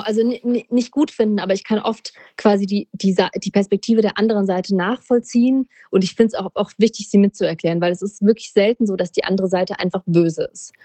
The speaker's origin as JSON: {"language": "German", "country": "Germany", "said": "uns als Deutsche"}